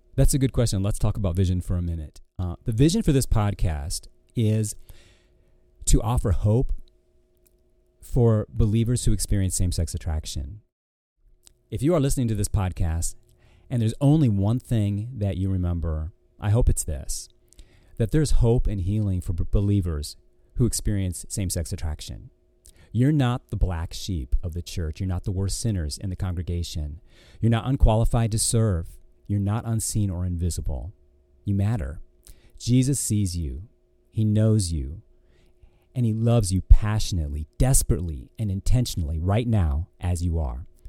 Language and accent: English; Ortonville, Michigan, United States; also born or lived in Florida / California / Georgia; now in Virginia, United States; I grew up in a small town called Ortonville